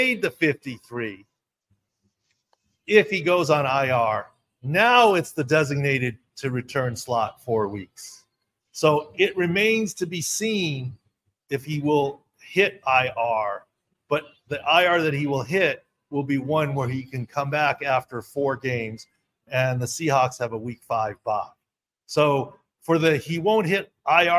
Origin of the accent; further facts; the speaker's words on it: Southern California, United States; I'm from Southern California.